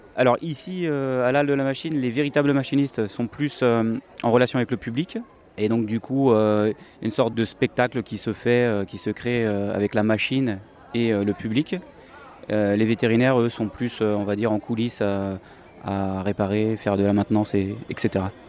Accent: Nantes, Pays de la Loire, France; moved away as an adult; now in Toulouse, France; je suis nantais, euh, d'origine

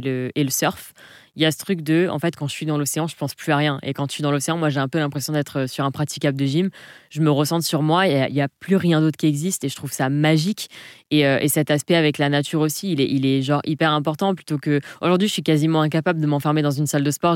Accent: Provence-Alpes-Côte d'Azur, France; moved away as an adult; also born or lived in Southern Alps; je suis originaire de la Côte d'Azur, enfant de la Méditerranée. J'ai toute ma famille sur la Côte d'Azur

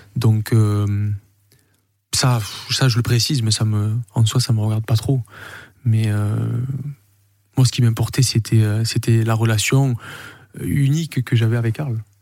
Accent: Saint-Victoret, Provence-Alpes-Côte d'Azur, France; also born or lived in Marignane / Corsica; je suis Marseillais, je suis, euh, je suis né à Marignane, j'ai grandi à Saint-Victoré, je suis du Sud

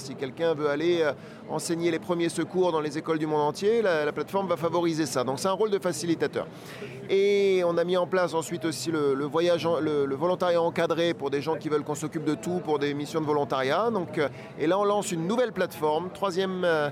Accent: France; je suis français

